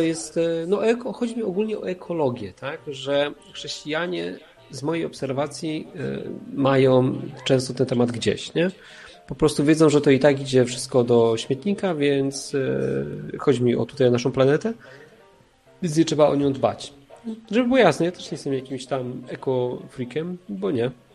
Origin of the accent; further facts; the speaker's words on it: Silesian Voivodeship, Poland; ja jestem ze Śląska, tu, tu wszystko stary jest na wungiel